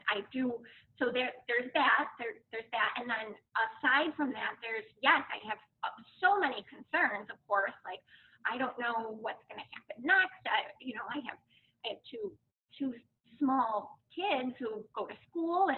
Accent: United States; as an American

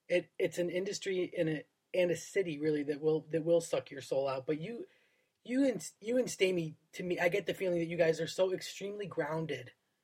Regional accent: Buffalo, New York, United States; also born or lived in Florida; now in London, United Kingdom; I grew up in Buffalo.

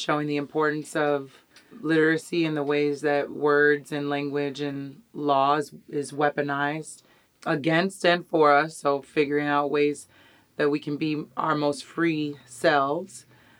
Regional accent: New York City, New York, United States; moved away as an adult; now in Miami, United States; Yeah, I'm originally from New York. I currently live here. I've been living here for about 4 years. And that's where I grew up, in a community of poets and organizers and activists.

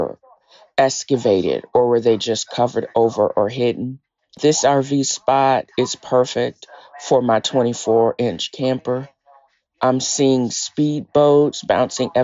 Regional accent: Virginia, United States; moved away; also born or lived in Tennessee; I'm from Virginia, the part of Virginia that she is actually from. And I don't know if it's in Portsmouth or Norfolk

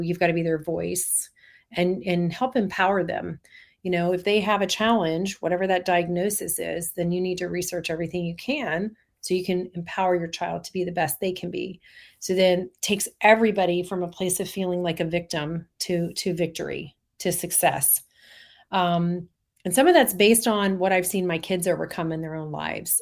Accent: Orlando, Florida, United States; I grew up in Orlando

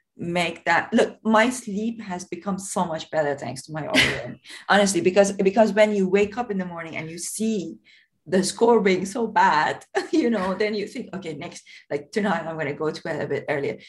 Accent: Tehran, Tehran Province, Iran; moved away; I grew up in in a very poor area of south of Tehran

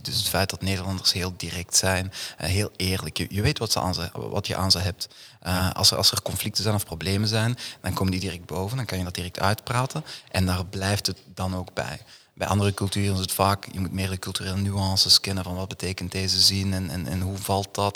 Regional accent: Duffel, Flanders, Belgium; moved away as an adult; now in Amsterdam, Netherlands; ik ben inderdaad uh, geboren en getogen in het Antwerpse, eh, in, in Duffel

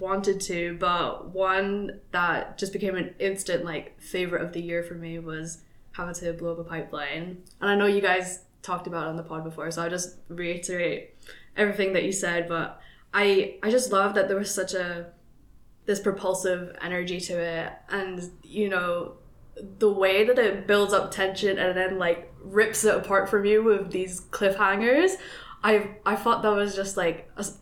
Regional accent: Philippines; I'm a Filipina

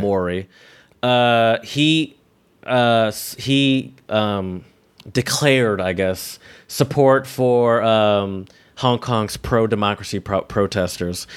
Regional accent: United States; me as the American

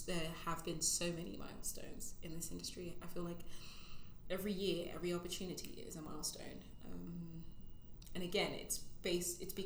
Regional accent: Essex, East of England, United Kingdom; also born or lived in Zimbabwe; now in London, United Kingdom; I basically had my formative years in Essex.

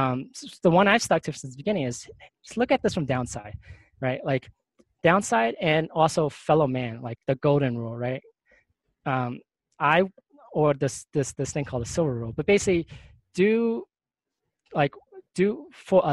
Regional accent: New York City, New York, United States; moved away; I'm from New York

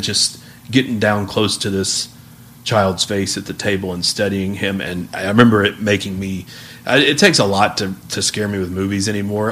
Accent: United States

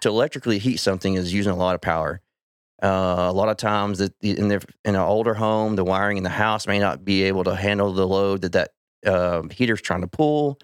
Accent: Weatherford, Texas, United States; I grew up out in Weatherford

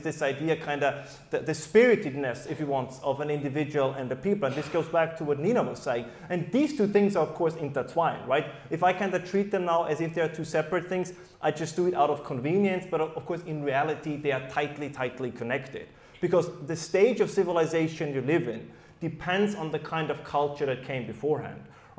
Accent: Germany; first language German; English is a second language; as you probably can tell despite my accent-free English, is that my background is in German, and believe it or not, the German people do think differently than the rest of the world.

